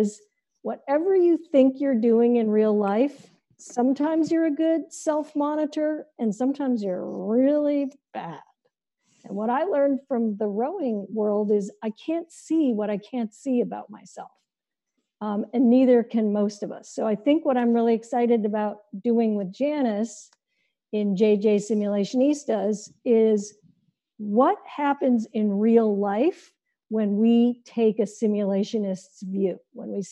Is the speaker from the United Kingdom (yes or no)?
no; India; moved away; I grew up in India, as you may know, and one of the things my caretaker, my Aya, used to tell me